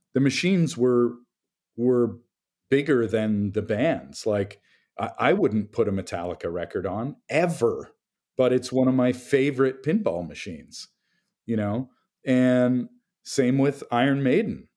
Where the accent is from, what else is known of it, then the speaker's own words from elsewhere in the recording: Toronto, Ontario, Canada; I'm from Toronto